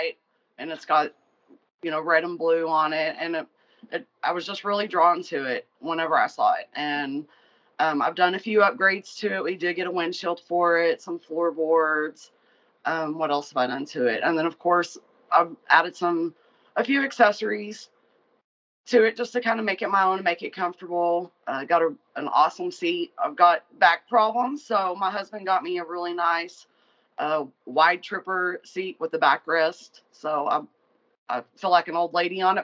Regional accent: Abilene, Texas, United States; moved away as an adult; also born or lived in San Antonio, Texas; I moved from where I was living back to my hometown where he's at. And I'd always kind of worked in sales or had my own business. And when I moved to Abilene

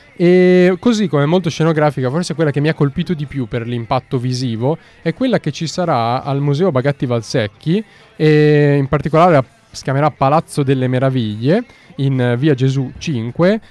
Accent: Milan, Lombardy, Italy; io sono milanese

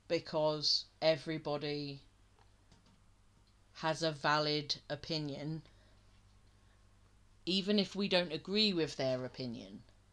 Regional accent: England, United Kingdom; We are English

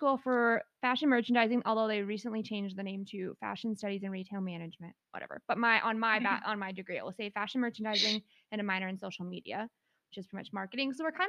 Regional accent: South Dakota, United States; also born or lived in Brookings; we're from South Dakota

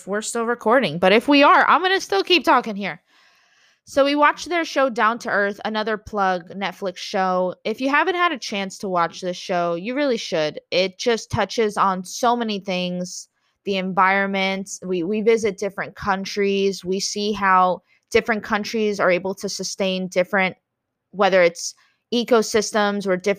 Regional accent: South Florida, United States; I'm from South Florida

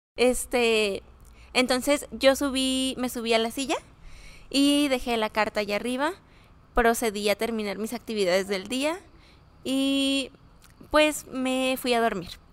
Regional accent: Cancún, Quintana Roo, Mexico; now in Ciudad Juárez, Mexico; Soy de Cancún, Quintana Roo.

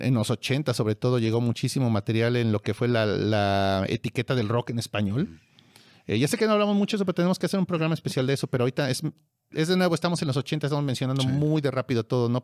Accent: Mexico

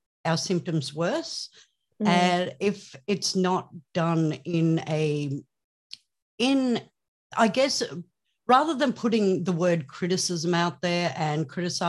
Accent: Australia; I am from Australia

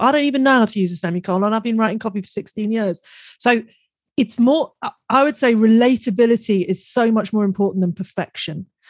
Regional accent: United Kingdom; we're both British

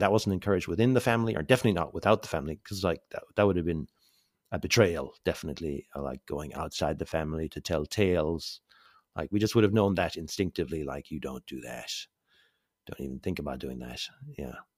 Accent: Mallow, Munster, Ireland; moved away as an adult; also born or lived in England; now in Southeast Asia; I was born in Cork, North Cork, uh, in nineteen seventy-five. Um, born onto a family farm

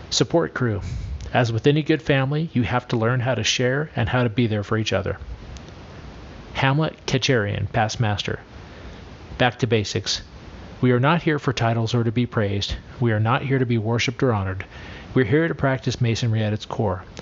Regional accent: Lebanon; I'm from Lebanon.

